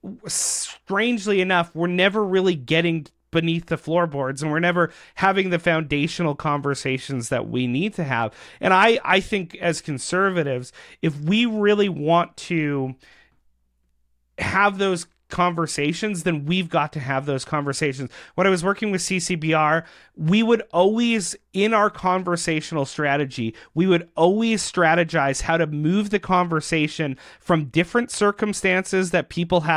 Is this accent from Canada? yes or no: yes; Canada; as Canadians